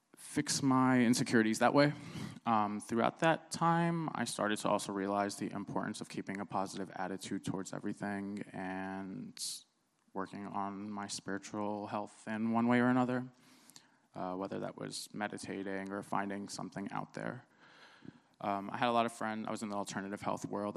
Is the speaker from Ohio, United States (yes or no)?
no; New Jersey, United States; born or raised there; also born or lived in Cairo, Egypt